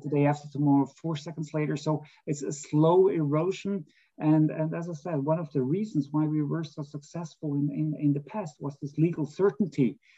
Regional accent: Switzerland; my home country. This is a country of direct democracy

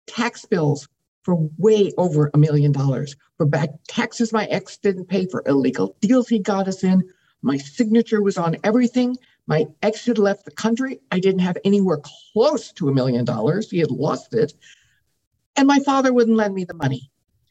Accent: Midwest, United States; I grew up in the Midwest with a very wealthy family

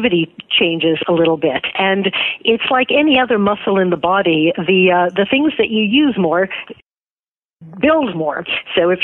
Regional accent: United States; I was born in America

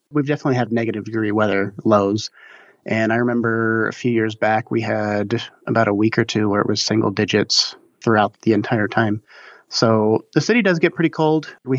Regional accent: near Salt Lake City, Utah, United States; I grew up near Salt Lake in one of the suburbs

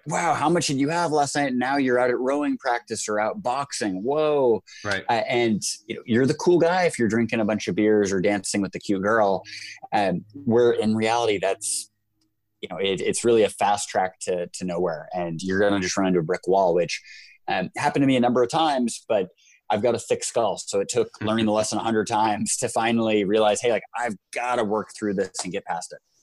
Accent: United States; because I'm American

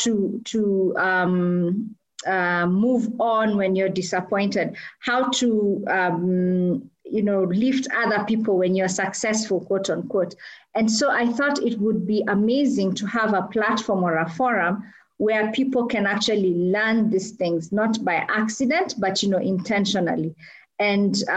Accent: Kenya; I am a Kenyan, and I'm also a wife and a mother

